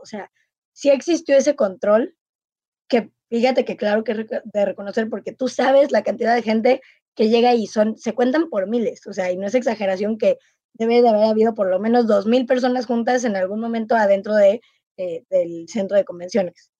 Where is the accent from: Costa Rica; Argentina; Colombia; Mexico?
Mexico; como mexicana